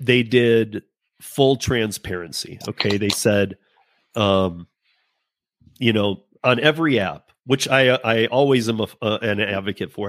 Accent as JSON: {"language": "English", "region": "Michigan", "country": "United States", "said": "I'm from Michigan. Um, my family grew up uh, working Ford Motor"}